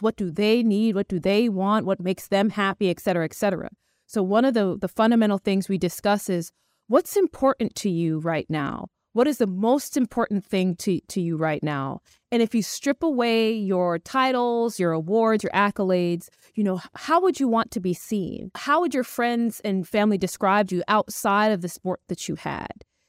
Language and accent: English; New York City, New York, United States; also born or lived in Buenos Aires; I'm originally from Brooklyn, New York.